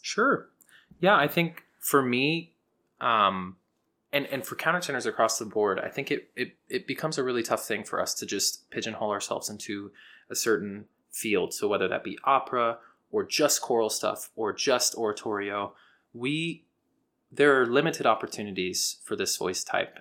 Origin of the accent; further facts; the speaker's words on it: Houston, Texas, United States; I'm a countertenor from Houston, Texas